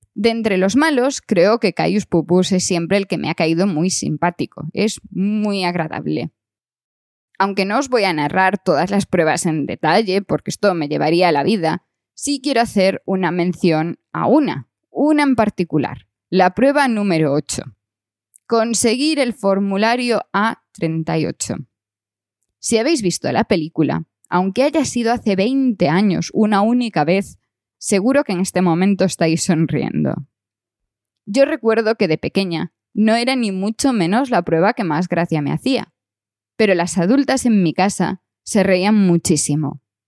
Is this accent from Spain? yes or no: yes; Galicia, Spain; mi principal recuerdo de las Navidades de mi infancia es ver las 12 pruebas de Asterix en la televisión de Galicia